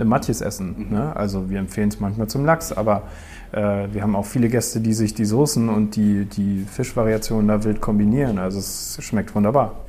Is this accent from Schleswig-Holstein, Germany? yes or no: yes; Eutin, Schleswig-Holstein, Germany; wir sind beide hier aufgewachsen in Neutin